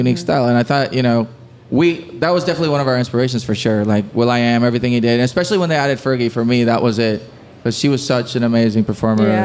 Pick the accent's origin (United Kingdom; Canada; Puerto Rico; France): Puerto Rico; we grew up listening to reggaeton in Puerto Rico